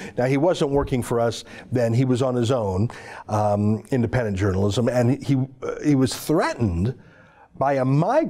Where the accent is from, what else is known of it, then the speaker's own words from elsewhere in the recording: Canada; we're foreigners in the UK. I'm a Canadian, so I can't vote, I can't donate.